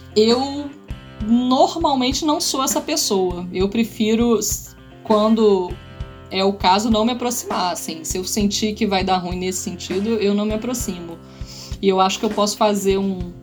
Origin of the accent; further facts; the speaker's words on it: Niterói, Rio de Janeiro, Brazil; Niterói, onde a gente morava, onde eu fui criada.